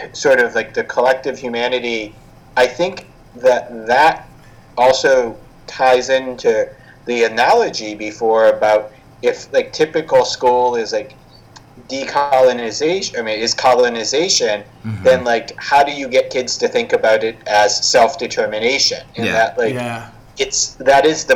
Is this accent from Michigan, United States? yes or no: no; Boston, Massachusetts, United States; I was born in Boston and raised